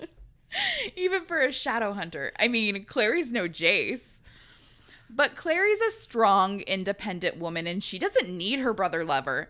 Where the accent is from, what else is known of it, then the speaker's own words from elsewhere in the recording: West Coast, United States; we're West Coasters